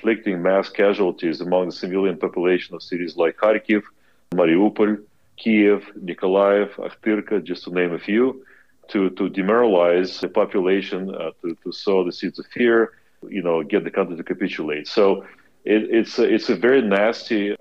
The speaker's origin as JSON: {"language": "English", "country": "Kazakhstan", "tie": "born or raised there", "also_born_or_lived": "Belarus / United States", "moved": "as an adult", "lives_now": "Lviv, Ukraine", "said": "I was born in Belarus, grew up in Kazakhstan"}